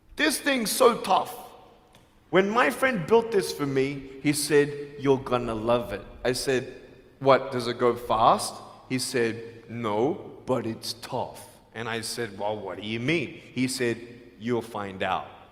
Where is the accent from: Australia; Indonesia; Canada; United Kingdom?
Australia; now in Los Angeles, United States; I'm from Australia.